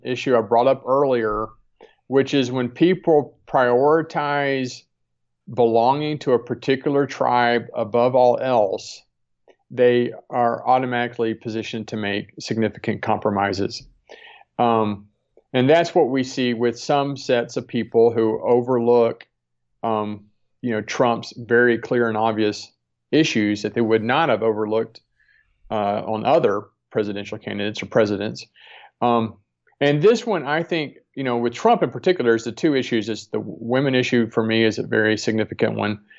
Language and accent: English; Deep South, United States; I grew up in the Deep South